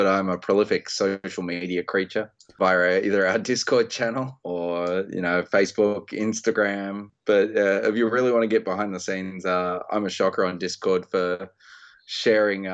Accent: Australia; being an Australian designer

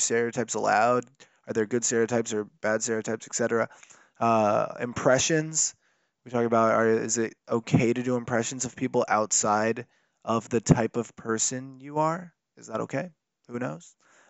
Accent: Connecticut, United States; I came here from Connecticut, and there was just, like, not any comedy club.

